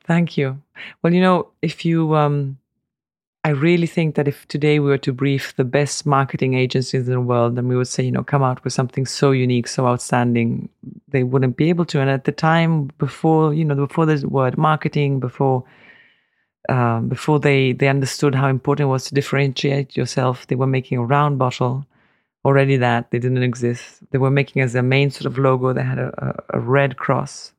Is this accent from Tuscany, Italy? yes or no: yes; Tuscany, Italy; now in Hungary; my brother and I were, were born in Tuscany